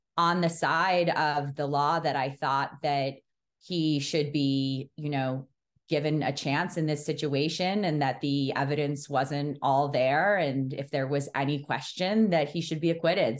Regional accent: New York City, New York, United States; I grew up in New York City

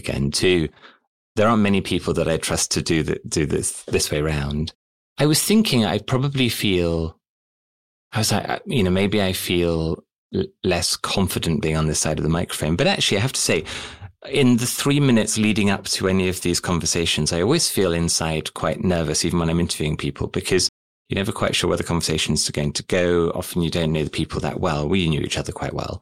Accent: United Kingdom; also born or lived in Southampton; I grew up here in the UK

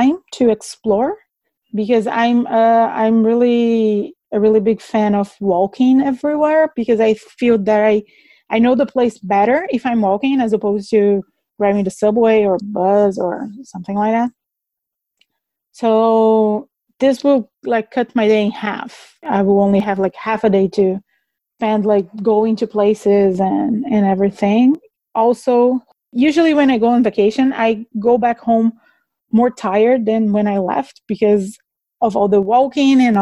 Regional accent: Recife, Pernambuco, Brazil; moved away as an adult; now in Canada; I was born in Recife, Brazil. Lived there for about 29 years, and then I immigrated to Canada.

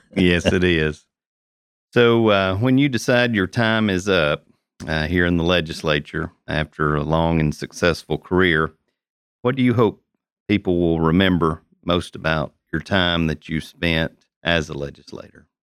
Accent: Tennessee, United States; we're all Tennesseans

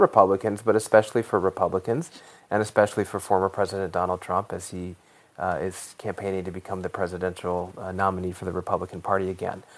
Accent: Colorado, United States; my home state of Colorado

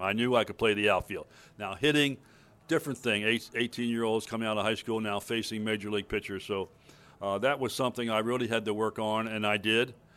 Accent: Baltimore, Maryland, United States; in Baltimore, my hometown

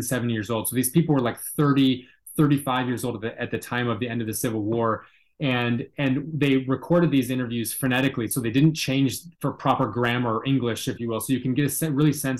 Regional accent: Seattle, Washington, United States; I'm from the Pacific Northwest up in Seattle, Washington

